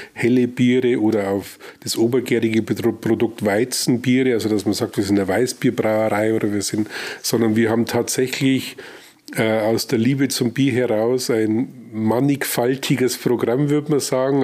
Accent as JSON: {"language": "German", "town": "Weiden", "region": "Bavaria", "country": "Germany", "tie": "born or raised there", "also_born_or_lived": "Nabburg", "moved": "as an adult", "lives_now": "Regensburg, Germany", "said": "ich bin äh, gebürtiger Nordoberpfälzer, also mhm. äh, gebürtig im Krankenhaus Nappburg. Also da bin mhm. ich halt geboren, aber sonst bin ich in Weiden aufgewachsen"}